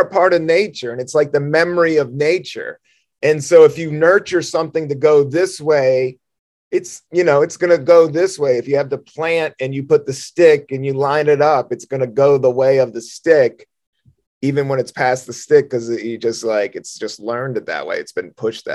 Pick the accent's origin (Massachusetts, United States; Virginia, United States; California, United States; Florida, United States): Virginia, United States; Southern; moved away; I went to school in Southern Virginia in middle school and high school.